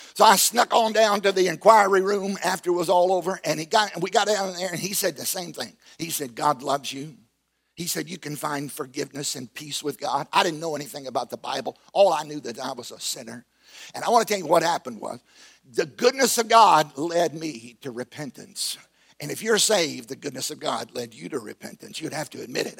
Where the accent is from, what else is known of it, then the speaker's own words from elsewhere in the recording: Southside, Virginia, United States; I grew up in Southside, Virginia, on a tobacco farm